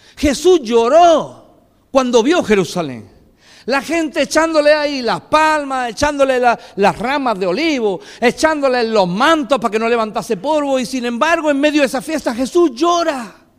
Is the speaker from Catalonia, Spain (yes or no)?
no; Fuente Palmera, Andalusia, Spain; moved away as an adult; now in Greece; en mi pueblo dicen Fuente Palmera